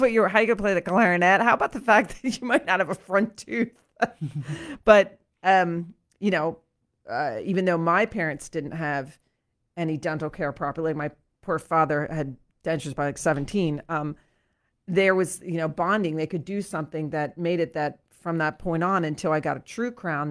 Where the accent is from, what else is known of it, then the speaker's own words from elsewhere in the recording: Lancaster, Pennsylvania, United States; I grew up in Saint James Episcopal Church, which is here in Lancaster.